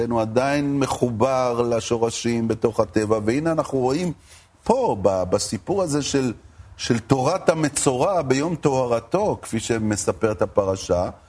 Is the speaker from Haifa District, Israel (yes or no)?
yes; Haifa, Haifa District, Israel; אני גדלתי בחיפה.